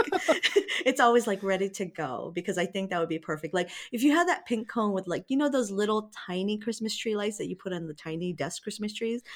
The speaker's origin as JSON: {"language": "English", "region": "Hawaii", "country": "United States", "said": "I'm from Hawaii."}